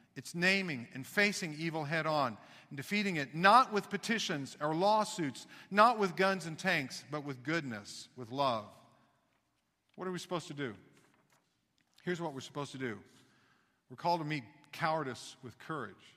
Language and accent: English; Kansas City, Missouri, United States; moved away; also born or lived in Knoxville, Tennessee / Texas; I grew up, again, in Kansas City, but I was born in Knoxville, Tennessee.